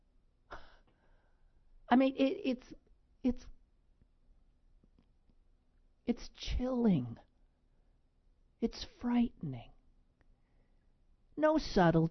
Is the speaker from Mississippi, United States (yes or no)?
no; Squirrel Hill, Pennsylvania, United States; as an American Jew, as a Squirrel Hill Jew